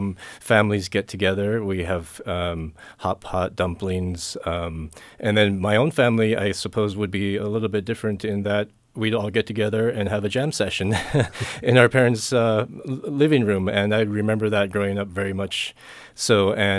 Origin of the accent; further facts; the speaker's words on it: Spokane, Washington, United States; My parents immigrated in the mid-70s to Spokane, Washington, and so I would be what you call an ABT, American-born Taiwanese.